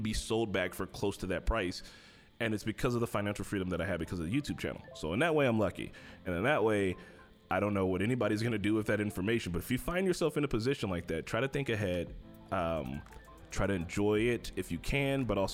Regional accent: Gary, Indiana, United States; I'm from Gary

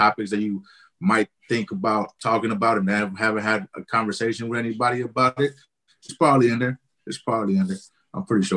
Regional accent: Oakland, California, United States; I'm from Oakland, California

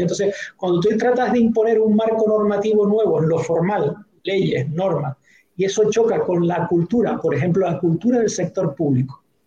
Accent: Canary Islands, Spain

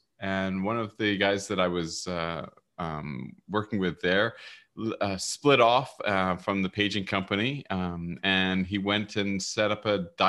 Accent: Vancouver, British Columbia, Canada; also born or lived in England; No, I was born in England. I came over when I was five. So okay. I'm basically raised and I am Canadian. I grew up in Vancouver, went to the UBC here

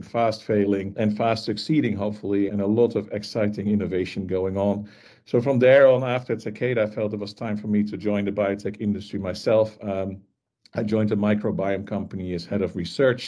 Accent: Netherlands; I grew up in the Netherlands, as I'm sure is very obvious

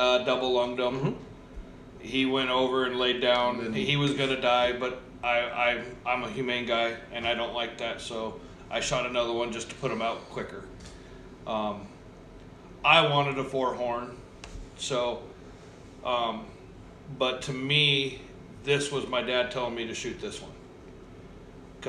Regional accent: Texas, United States; also born or lived in Oregon; now in Shelton, United States; I'm from Texas. I was raised in Texas.

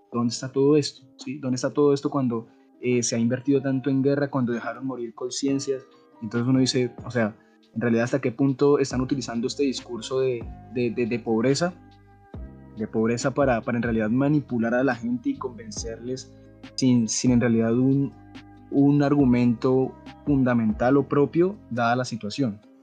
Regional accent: Colombia; como buenos colombianos

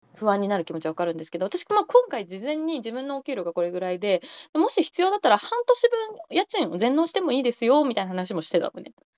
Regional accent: rural Gifu Prefecture, Japan; 私、岐阜県の田舎の出身

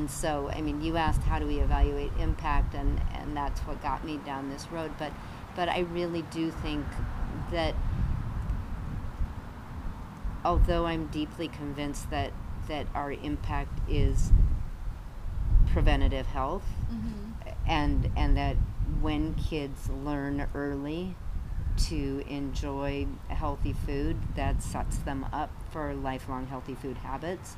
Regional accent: Colorado, United States; moved away; I grew up in Colorado

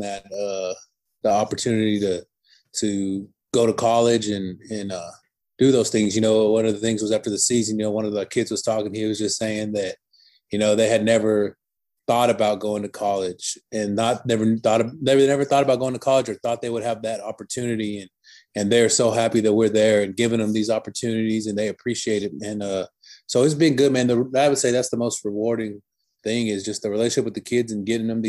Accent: Houston, Texas, United States; I moved back to Houston, where I'm from. And because, you know, I'm from Houston, I played at J. Frank Dobie High School

